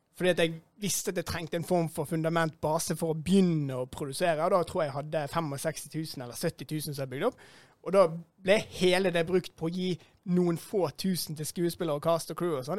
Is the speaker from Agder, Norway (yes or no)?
no; Bergen, Vestland, Norway; jeg kommer fra Beistheim